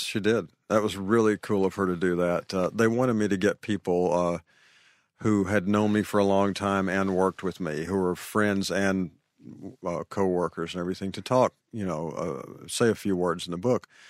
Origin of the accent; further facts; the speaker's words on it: Arkansas, United States; moved away; growing up in Arkansas